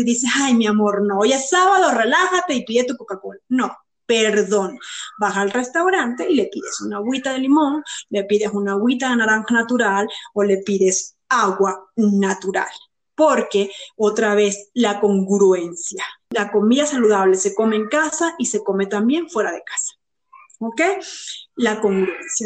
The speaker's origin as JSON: {"language": "Spanish", "country": "Venezuela", "said": "siendo venezolana"}